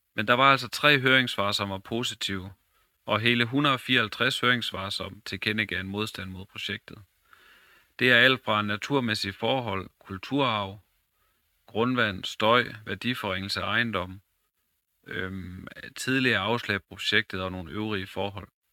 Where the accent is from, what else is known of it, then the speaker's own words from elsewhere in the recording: Vrandsted, North Denmark Region, Denmark; also born or lived in Skøtrup; Jeg er født og opvokset i Brandsted og i Lykken.